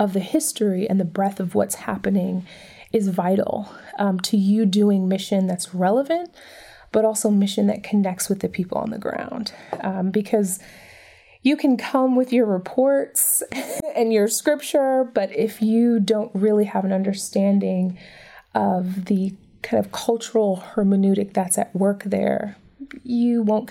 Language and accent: English; Detroit, Michigan, United States; now in Atlantic City, United States; where I grew up in Detroit